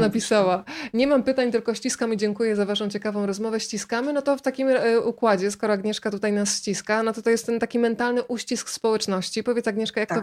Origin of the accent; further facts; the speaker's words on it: Rzeszów, Subcarpathian Voivodeship, Poland; ja też jestem z Podkarpacia, z Rzeszowa